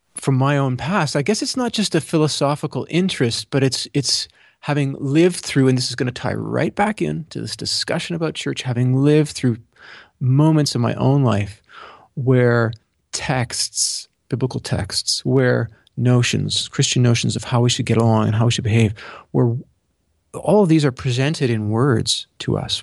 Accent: Canada; being Canadian

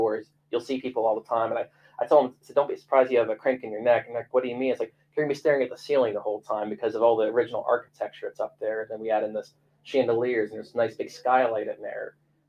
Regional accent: East Liverpool, Ohio, United States; I grew up down in Liverpool my whole life, and everyone had a boat.

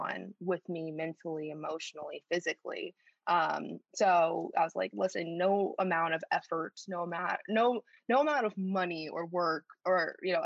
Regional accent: Schaumburg, Illinois, United States; accent: Chicago; moved away as an adult; also born or lived in Chicago, United States / Paris, France; I grew up in a suburb of Chicago called Schaumburg, Illinois

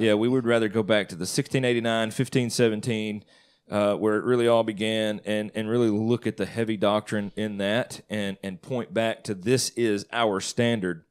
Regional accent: Northeast Mississippi, United States; I grew up in Northeast Mississippi

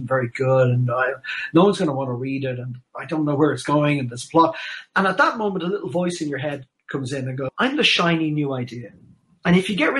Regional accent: Ireland; being Irish.

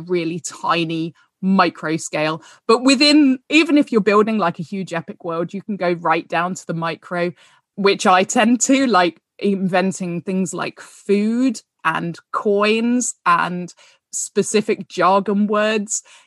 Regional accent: United Kingdom; as British people

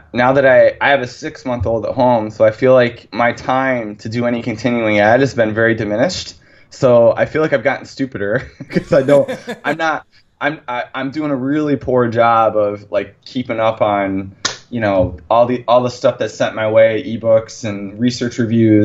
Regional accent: near Ithaca, New York, United States; my hometown is 10 minutes from Ithaca.

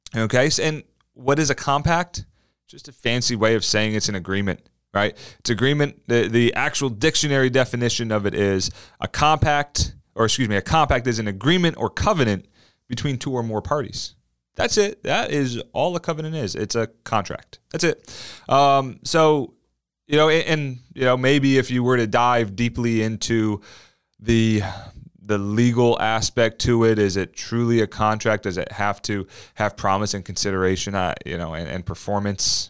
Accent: New Jersey, United States; growing up in South Jersey, right outside of South Philly

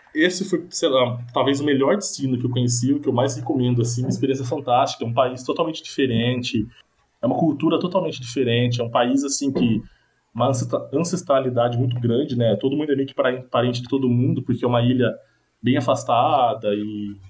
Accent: Laranjal Paulista, São Paulo, Brazil; also born or lived in Ireland; eu sou de uma cidade muito pequena, sou de Laranjal Paulista

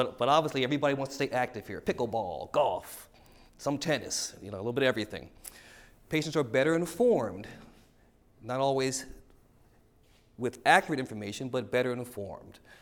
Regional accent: Philadelphia, Pennsylvania, United States; moved away; also born or lived in Washington, D.C. / Columbus, Ohio; I'm from Philadelphia, Pennsylvania.

